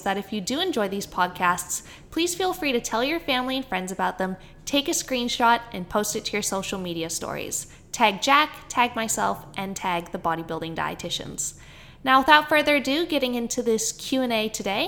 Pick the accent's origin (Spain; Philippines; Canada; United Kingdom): Canada; accent: Canadian; my Canadian accent